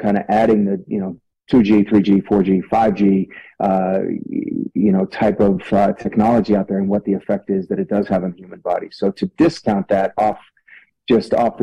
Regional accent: Italy; also born or lived in France; now in Utah, United States; Growing up in Italy, though, I do speak Italian fluently, and it's been a tremendous part of my upbringing

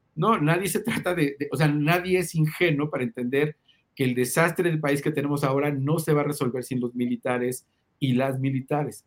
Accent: Mexico

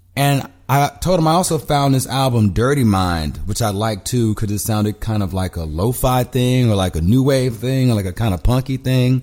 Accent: Houston, Texas, United States; moved away as an adult; also born or lived in Los Angeles / Mexico City; now in Brooklyn, United States; I grew up in Houston. I've lived in L A. I've lived in Brooklyn and I've lived in Mexico City

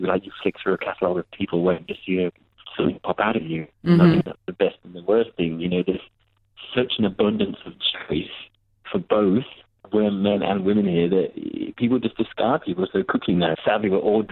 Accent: a village near Worcester, West Midlands, United Kingdom; moved away as an adult; now in Dubai, United Arab Emirates; I'm born and bred in England from a tiny village.

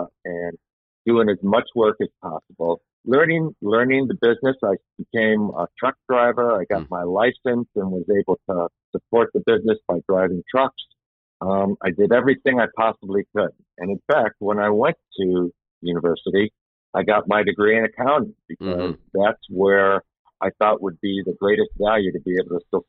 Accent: Chicago, Illinois, United States; accent: Chicago; So, Brian, my accent is a Chicago accent. Mm-hmm. I grew up in Chicago, working family.

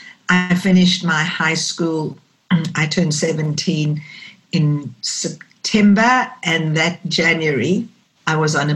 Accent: South Africa; growing up in South Africa during the apartheid era, there were two colors, black and white. And you couldn't not be aware of the fact that being white, I was privileged.

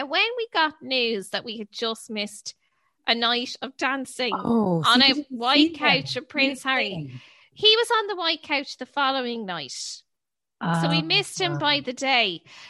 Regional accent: Ireland; we're all skirting around the issue that we're from Ireland.

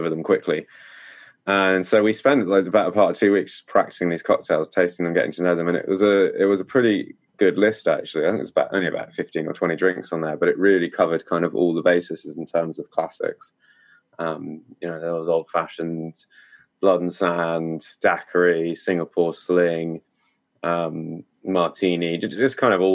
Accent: Cornwall, South West England, United Kingdom; I'm from Cornwall in the southwest of the UK, and it's a big tourist hotspot. So growing up here

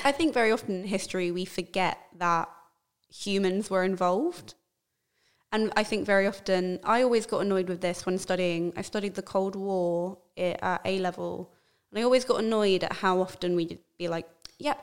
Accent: London, United Kingdom; being born and raised in London

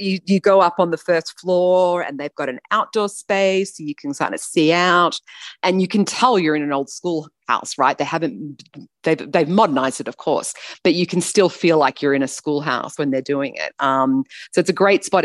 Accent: Australia; as Australian

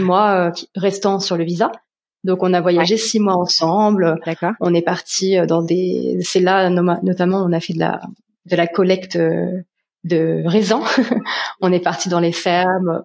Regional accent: Paris region, Île-de-France, France; moved away as an adult; now in Sweden; je suis originaire de France, euh, région parisienne

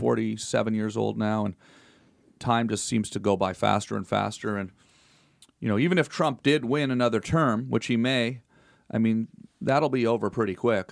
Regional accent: Canada; moved away as an adult; now in United States; I'm still Canadian also.

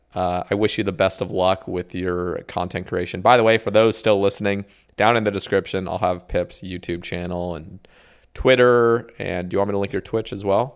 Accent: Oregon, United States; also born or lived in Houston, Texas / Huntsville, Alabama / Eugene, Oregon; I grew up in Oregon

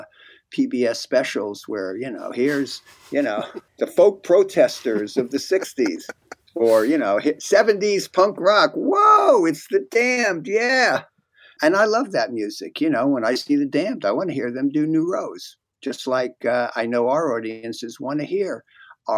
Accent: New Brunswick, New Jersey, United States; I grew up in New Brunswick, New Jersey at that time

